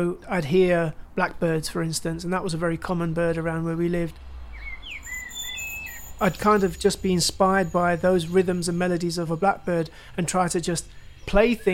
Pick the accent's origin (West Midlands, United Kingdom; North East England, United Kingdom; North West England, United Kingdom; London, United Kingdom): London, United Kingdom; I was born and raised in East London, in Tower Hamlets